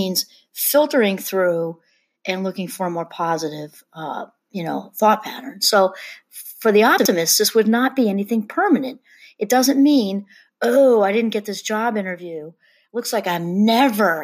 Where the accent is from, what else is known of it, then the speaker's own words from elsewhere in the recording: New York area, United States; moved away; I'm originally from the New York area